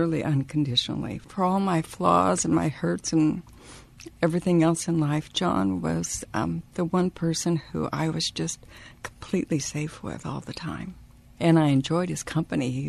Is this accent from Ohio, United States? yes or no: no; Edmonds, Washington, United States; also born or lived in Wyoming; I'm originally from Wyoming. My family moved out here when I was 8 years old into the Edmonds area. So I grew up in Edmonds.